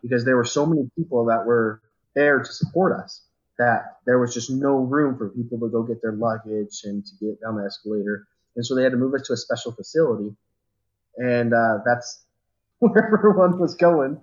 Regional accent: Riverton, Utah, United States; moved away as an adult; now in Tremonton, United States; we moved away from my hometown of Riverton, which is if, if you guys don't know where that's out, it's kind of down by Sandy and Draper area in Salt Lake City.

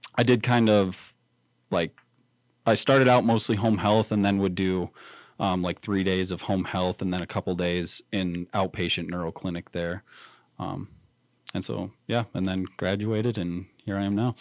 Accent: Riverton, Wyoming, United States; grew up, born and raised in Riverton, graduated Riverton High School

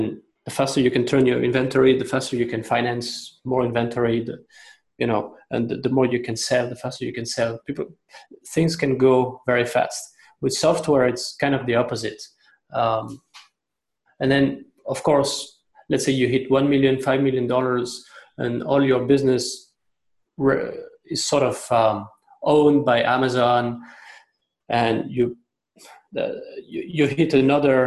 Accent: France; moved away as an adult; also born or lived in China; now in Hong Kong; I'm originally from France. I've been in Hong Kong and China for 12 years, going on to 13 years.

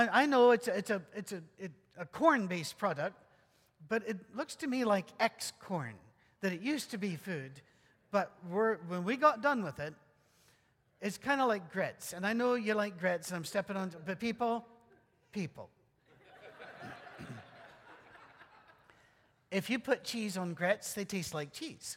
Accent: Scotland, United Kingdom; moved away; also born or lived in Detroit area / West Virginia; I'm still Scottish

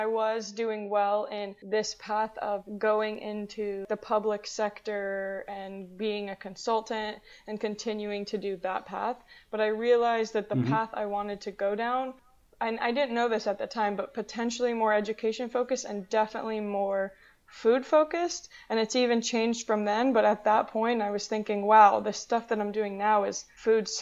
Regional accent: Charlotte, North Carolina, United States; moved away as an adult; also born or lived in Wilmington, North Carolina / Washington, District of Columbia, United States / Raleigh, North Carolina; now in Miami, United States; I'm from Charlotte, North Carolina

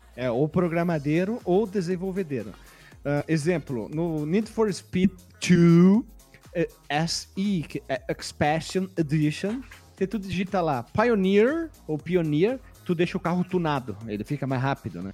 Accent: interior of Paraná, Brazil; nós somos do interior do Paraná

